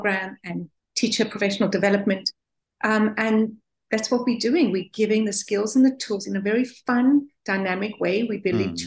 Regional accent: South Africa; I'm South African.

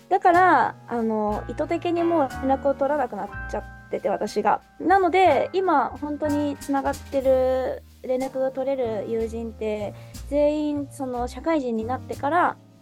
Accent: Nagoya, Aichi, Japan; also born or lived in Tokyo; もともと地元が名古屋で両親も名古屋で、うん、高校も大学もずっと名古屋で

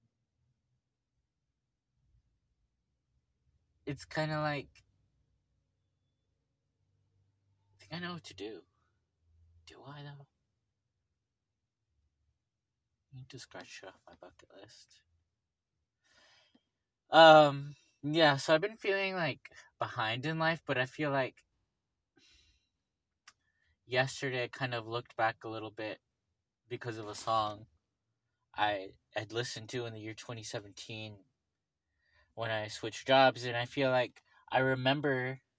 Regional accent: Los Angeles, California, United States; I grew up in Venice.

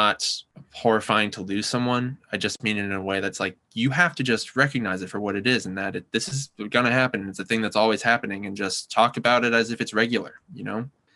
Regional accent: Yonkers, New York, United States; I'm from Westchester, New York, which is a pretty ordinary place

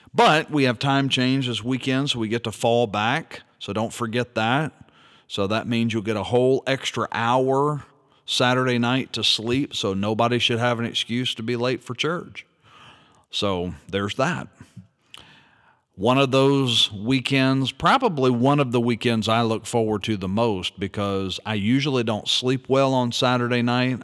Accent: Louisiana, United States; my home state of Louisiana

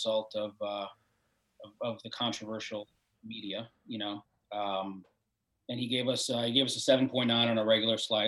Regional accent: New York City, New York, United States; I grew up in New York when New York was a badass place

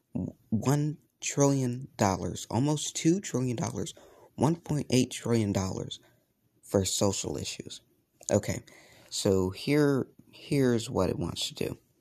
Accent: United States; I was ashamed by being an American

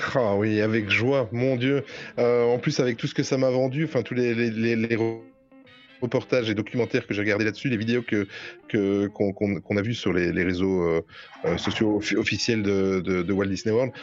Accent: Belgium; accent: Belgian; j'ai juste l'accent belge

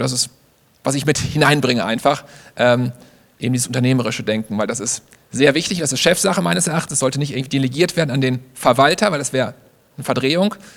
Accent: Germany; Ich bin in Deutschland geboren

